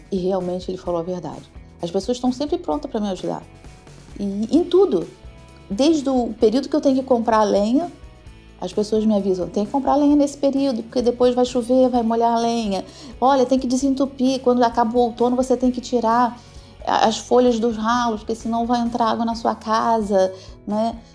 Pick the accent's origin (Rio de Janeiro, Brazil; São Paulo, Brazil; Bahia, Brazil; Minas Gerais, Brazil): Rio de Janeiro, Brazil; now in Braga, Portugal; porque eu vim do Rio de Janeiro